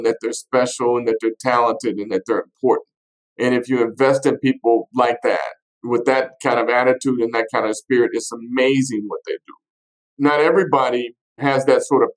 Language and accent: English; Fort Smith, Arkansas, United States; I'm born and raised in Fort Smith, Arkansas